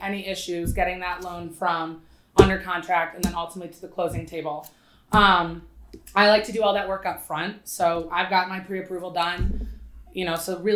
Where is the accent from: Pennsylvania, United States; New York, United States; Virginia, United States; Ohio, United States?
Ohio, United States; Cleveland; moved away as an adult; I am originally from Cleveland, Ohio.